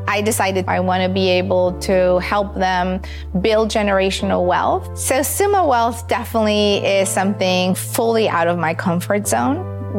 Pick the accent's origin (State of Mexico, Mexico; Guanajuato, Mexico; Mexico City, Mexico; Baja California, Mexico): Baja California, Mexico; Tijuana; also born or lived in San Diego, United States; I was born in Tijuana, Mexico. I am a very proud border girl who had the privilege to grow up with the best of both worlds. I went to school in San Diego.